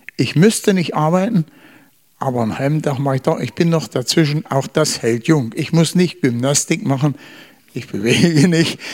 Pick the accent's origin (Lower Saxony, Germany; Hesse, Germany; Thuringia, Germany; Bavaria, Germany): Thuringia, Germany; Eichsfeld; moved away as an adult; ich komme aus dem Eichsfeld. Das ist ein Teil von Thüringen